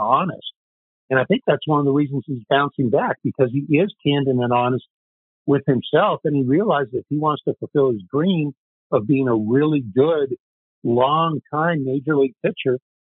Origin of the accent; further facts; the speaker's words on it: Arvada, Colorado, United States; we played every sport under the sun when we were kids growing up in Arvada